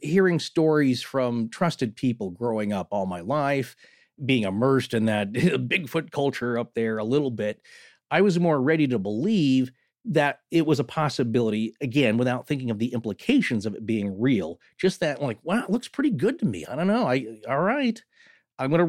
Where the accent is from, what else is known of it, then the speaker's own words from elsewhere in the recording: Pacific Northwest, United States; growing up in the Pacific Northwest